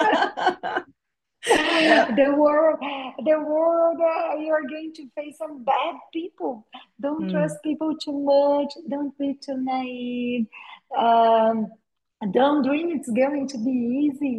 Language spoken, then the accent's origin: English; Brazil; I was born in Brazil, raised in Brazil. I'm a Brazilian woman from a small town in Brazil